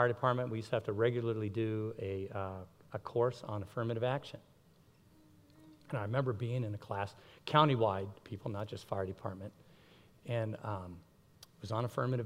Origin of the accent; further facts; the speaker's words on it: Miami, Florida, United States; I grew up in Miami, Florida